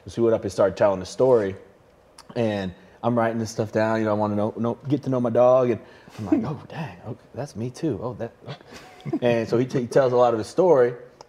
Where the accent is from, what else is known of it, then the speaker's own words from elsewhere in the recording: Nebraska, United States; I'm from Nebraska, from the South.